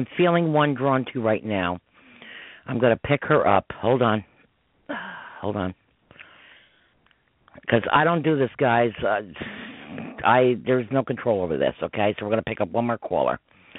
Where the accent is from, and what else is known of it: Kentucky, United States